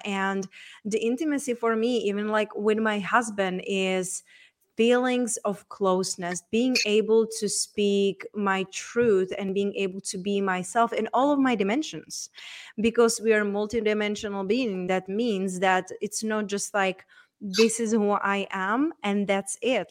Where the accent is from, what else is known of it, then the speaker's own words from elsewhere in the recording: Czechia; moved away; So, I was raised and born in Czech Republic.